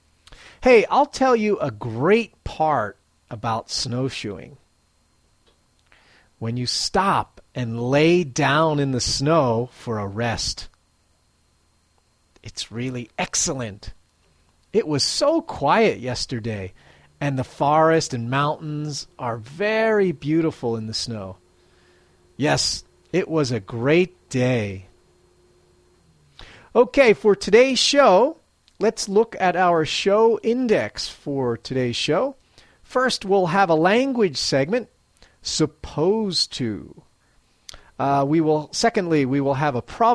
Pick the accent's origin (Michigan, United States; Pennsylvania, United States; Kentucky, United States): Pennsylvania, United States; Philadelphia; now in Matsumoto, Japan; I'm originally from Philadelphia, Pennsylvania, United States